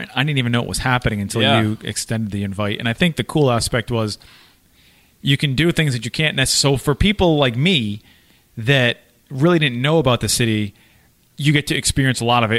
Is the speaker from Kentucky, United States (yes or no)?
no; Worcester, Massachusetts, United States; moved away; also born or lived in the South (US); I grew up in the Worcester area